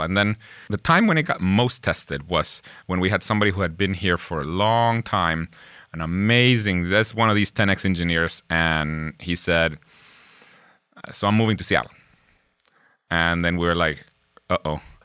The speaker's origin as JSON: {"language": "English", "country": "Guatemala", "tie": "born or raised there", "first_language": "Spanish", "second_language": "English", "moved": "as an adult", "lives_now": "Pittsburgh, United States", "said": "I myself am from Guatemala."}